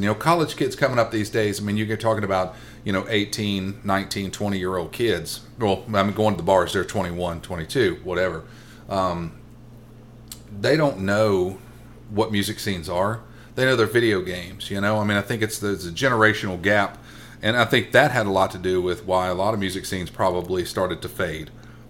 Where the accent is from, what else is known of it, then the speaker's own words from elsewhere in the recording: Columbus, Mississippi, United States; also born or lived in New Hope, Mississippi; I grew up in Columbus, Mississippi, and New Hope.